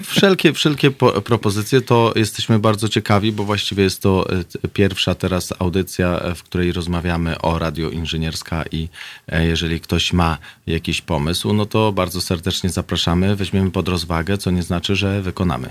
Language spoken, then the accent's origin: Polish; Warsaw, Masovian Voivodeship, Poland; wychowywałem się w Warszawie